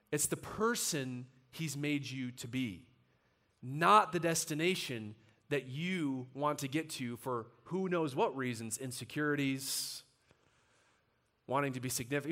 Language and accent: English; United States; we as American Christians